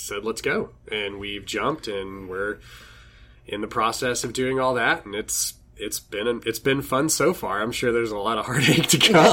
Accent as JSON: {"language": "English", "town": "San Angelo", "region": "Texas", "country": "United States", "tie": "born or raised there", "moved": "yes", "lives_now": "Austin, United States", "said": "guys that I grew up with back in my hometown"}